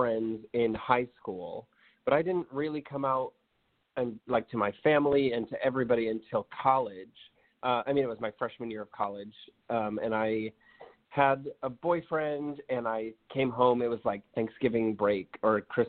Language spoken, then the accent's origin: English; Rochester, New York, United States; I grew up in Rochester, New York